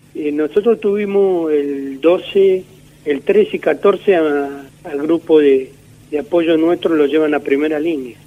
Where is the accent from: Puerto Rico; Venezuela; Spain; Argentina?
Argentina; Trelew, Chubut; also born or lived in Comodoro Rivadavia; now in Rawson, Argentina; Soy nativo de la provincia, nací en Comodoro, en Comodoro Rivadavia, pero este, hace muchos años que desde muy pibe me vine a vivir a la ciudad de Trelew.